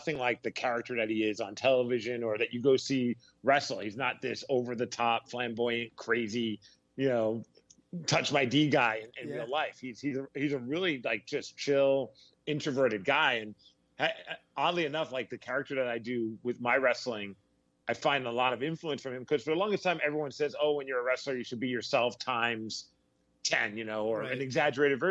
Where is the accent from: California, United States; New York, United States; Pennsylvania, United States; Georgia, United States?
New York, United States; New York City; now in Seattle, United States; I grew up in Brooklyn, New York, and I live in Seattle now